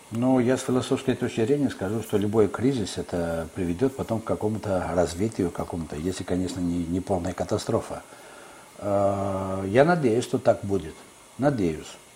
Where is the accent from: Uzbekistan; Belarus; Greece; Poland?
Greece; moved away as an adult; also born or lived in Kyiv, Ukraine; моя страна, где я родился и вырос